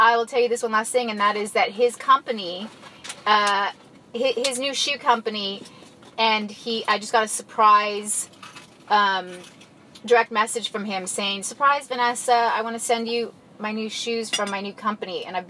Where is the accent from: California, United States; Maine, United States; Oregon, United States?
California, United States; Indio; I grew up with them in Indio